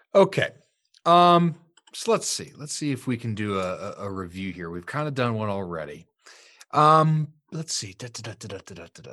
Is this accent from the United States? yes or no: yes; Sterling, United States; my hometown, Sterling